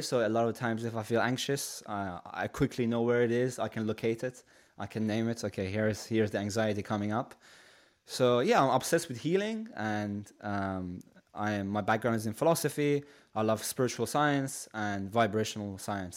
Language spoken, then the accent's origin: English; Shiraz, Fars, Iran; now in United Kingdom; originally I'm from Iran, so I come from a city called Shiraz.